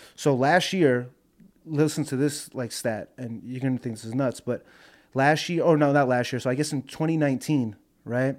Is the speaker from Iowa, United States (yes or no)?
no; New York, United States; I'm from New York